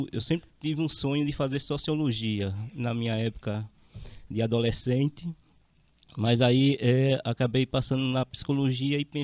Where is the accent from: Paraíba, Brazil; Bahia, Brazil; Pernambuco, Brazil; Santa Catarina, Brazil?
Pernambuco, Brazil; Recife; moved away as an adult; also born or lived in Olinda; now in Rondônia, Brazil; Não, não, eu sou de Recife.